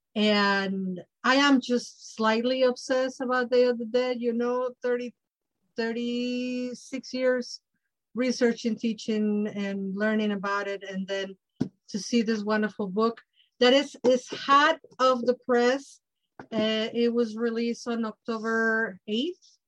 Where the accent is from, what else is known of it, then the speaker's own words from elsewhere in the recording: Mexico; growing up in Mexico